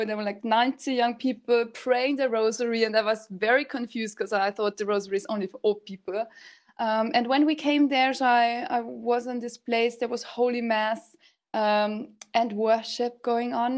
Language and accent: English; Salzburg, Austria; I'm from Austria, Salzburg, and I'm 31 years old